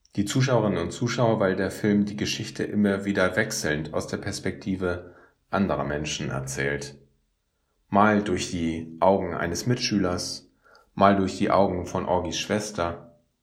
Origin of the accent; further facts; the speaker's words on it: Northern Germany, Germany; als Norddeutscher